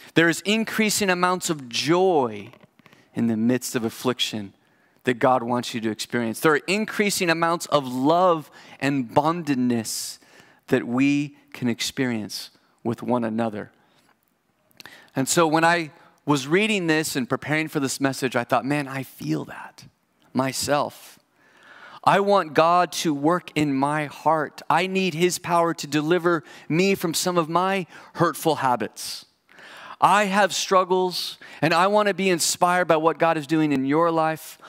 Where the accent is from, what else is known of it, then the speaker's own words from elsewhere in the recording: United States; as an American